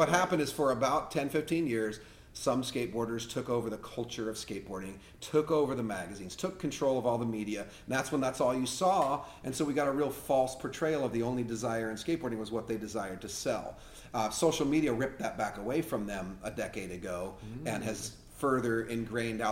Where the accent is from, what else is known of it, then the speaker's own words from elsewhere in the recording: Westminster, California, United States; I lived in Westminster, right? Westminster, Fountain Valley border